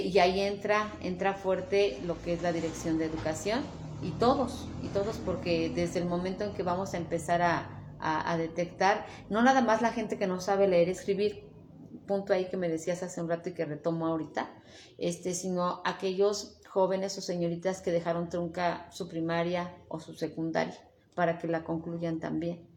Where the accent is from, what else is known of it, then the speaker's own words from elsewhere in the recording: Tetela de Ocampo, Puebla, Mexico; y sí, soy de Tetela de Ocampo, orgullosamente tetelense